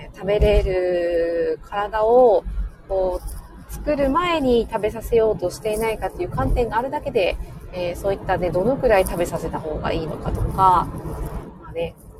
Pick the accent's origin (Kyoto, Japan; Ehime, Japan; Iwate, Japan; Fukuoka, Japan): Fukuoka, Japan; 私の地元の、えー、福岡